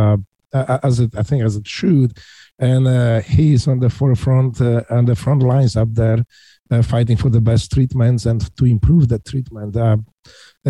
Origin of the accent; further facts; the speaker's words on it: Poland; English is a second language; moved away as an adult; now in Ohio, United States; I was born in Poland in 1960s